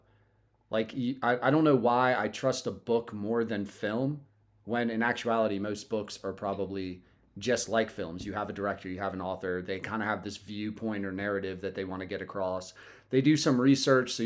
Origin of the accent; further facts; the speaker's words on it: United States; as an American